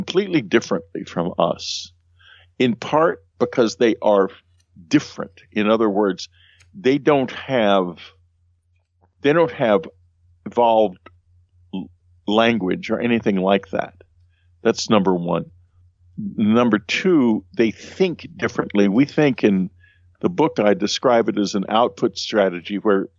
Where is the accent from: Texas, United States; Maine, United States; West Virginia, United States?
Texas, United States; I'm a Texan